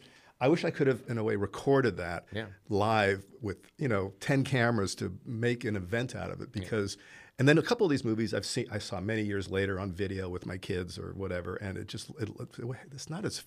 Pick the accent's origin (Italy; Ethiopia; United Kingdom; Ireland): Italy; moved away as an adult; now in United States; Now, again, I grew up in Italy, came back here at age 20